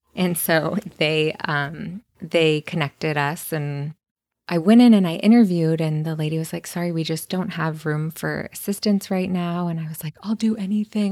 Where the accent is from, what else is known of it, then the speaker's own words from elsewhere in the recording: Santa Cruz, California, United States; moved away as an adult; now in Los Angeles, United States; I was born and raised in Santa Cruz. Lived there my whole life